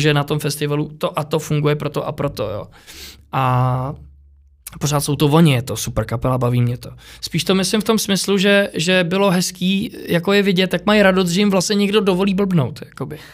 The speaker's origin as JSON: {"language": "Czech", "country": "Czechia", "tie": "born or raised there", "said": "jsem se narodil v Čechách"}